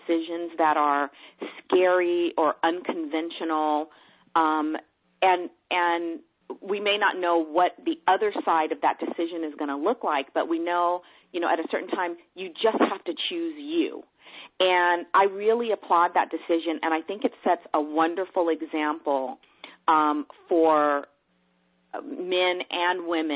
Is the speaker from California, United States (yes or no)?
yes; Los Angeles, California, United States; moved away; also born or lived in Dallas, Texas; I was raised in San Pedro, California, so it's on the coast